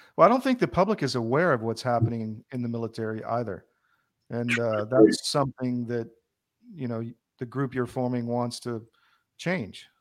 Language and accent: English; the South, United States; accent: Southern; I was from the South. I took crap for having a Southern accent